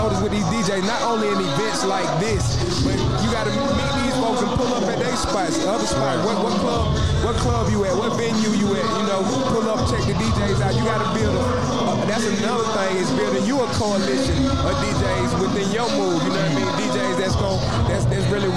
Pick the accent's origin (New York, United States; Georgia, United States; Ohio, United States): Georgia, United States; College Park; I am from College Park, right here on this block where we